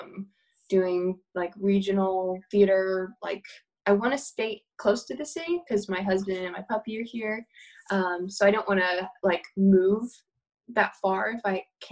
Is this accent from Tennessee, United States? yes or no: yes; Tennessee, United States; moved away as an adult; now in New York, United States; I grew up in Tennessee